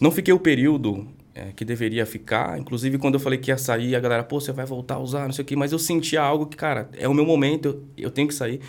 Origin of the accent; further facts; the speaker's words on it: São Paulo, Brazil; eu cresci lá no extremo leste de São Paulo